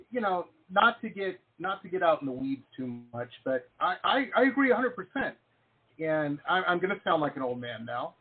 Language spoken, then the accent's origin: English; Detroit, Michigan, United States; I'm from Detroit